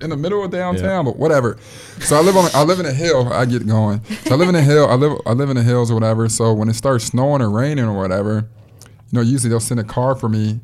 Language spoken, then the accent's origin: English; Chicago, Illinois, United States; I'm from Chicago.